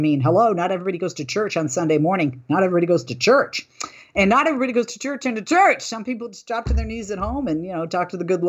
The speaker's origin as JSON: {"language": "English", "region": "Massachusetts", "country": "United States", "tie": "born or raised there", "said": "Massachusetts, my home state"}